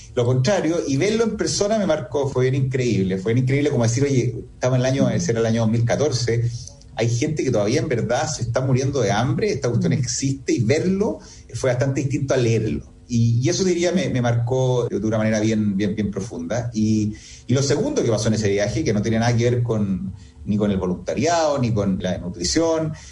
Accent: Chile; soy chileno

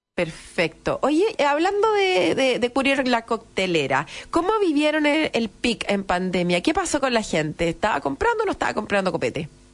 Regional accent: Chile; si somos chilenos

